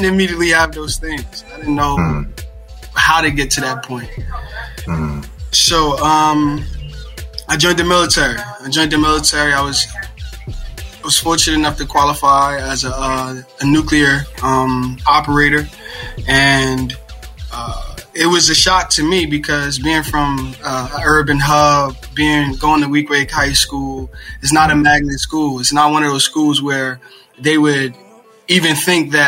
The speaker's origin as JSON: {"language": "English", "town": "Philadelphia", "region": "Pennsylvania", "country": "United States", "tie": "born or raised there", "also_born_or_lived": "Newark, New Jersey", "moved": "yes", "said": "born and raised in West Philadelphia"}